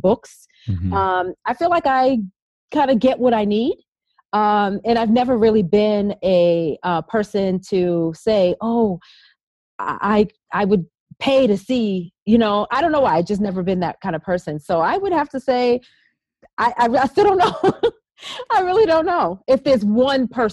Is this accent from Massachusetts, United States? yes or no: yes; Boston, Massachusetts, United States; From Boston. I'm a Bostonian